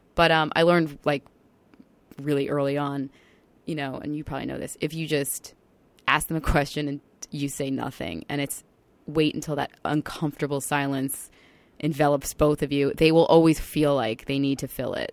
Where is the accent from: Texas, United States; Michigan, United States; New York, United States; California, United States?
New York, United States; Long Island; moved away as an adult; I came home to Long Island, which is my hometown.